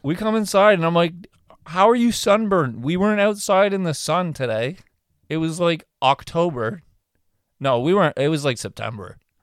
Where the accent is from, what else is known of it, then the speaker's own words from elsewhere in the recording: Canada; we're Canadian